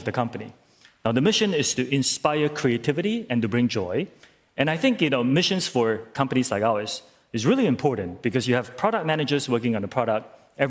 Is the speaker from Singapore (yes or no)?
yes; Singapore; I'm from Singapore